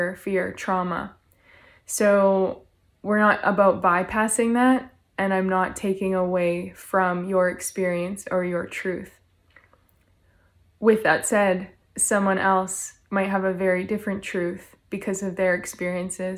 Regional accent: Canada; I'm from Canada

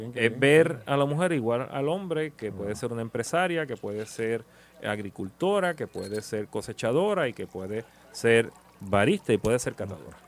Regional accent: Puerto Rico; como puertorriqueño

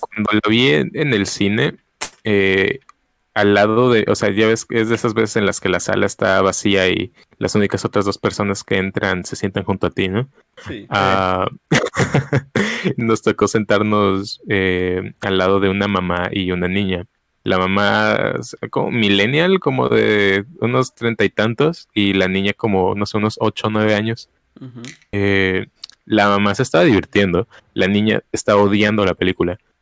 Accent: Mexico City, Mexico; moved away; yo sí crecí parte de mi, mi infancia en la Ciudad de México

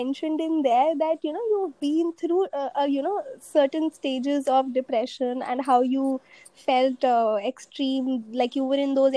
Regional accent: Delhi, India; I'm from Delhi

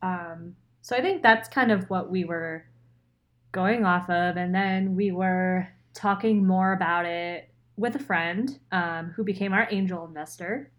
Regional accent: right outside of Philadelphia, Pennsylvania, United States; moved away as an adult; also born or lived in Rochester, New York; I'm from Pennsylvania, so not the Pittsburgh side. Never been to Pittsburgh. Um, but right outside of Philly. And born there, grew up there

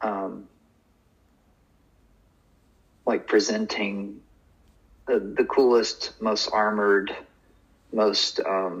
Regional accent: North Georgia, United States; moved away as an adult; also born or lived in New York; I left North Georgia and went to New York

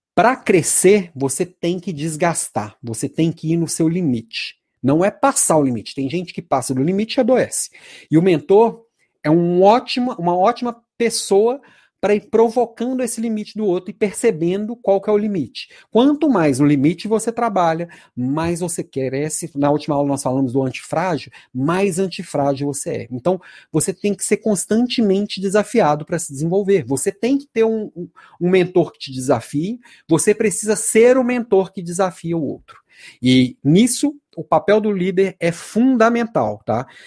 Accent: Belo Horizonte, Minas Gerais, Brazil; also born or lived in Santa Catarina; Eu sou de Belo Horizonte, mas minha última, a última cidade que morei foi Santa Catarina.

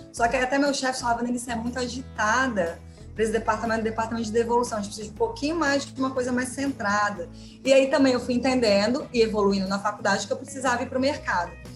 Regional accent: Colatina, Espírito Santo, Brazil; moved away as an adult; also born or lived in São Paulo; sou do interior do, do, do estado do Espírito Santo, de Colatina

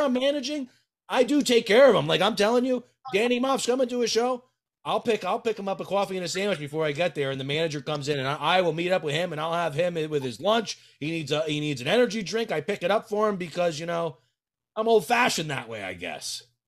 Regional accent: Connecticut, United States; I'm from Connecticut

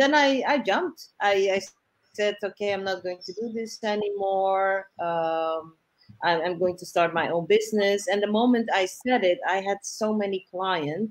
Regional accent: Suriname; moved away as an adult; now in Amsterdam, Netherlands; I was born in Amsterdam, but my parents went back to Suriname because they said it, for them it was important to raise their children there. And then I came back to study

